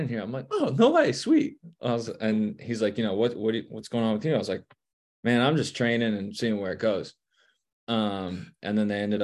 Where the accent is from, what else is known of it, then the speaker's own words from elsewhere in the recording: New Jersey, United States; moved away as an adult; now in Cincinnati, United States; we're from Jersey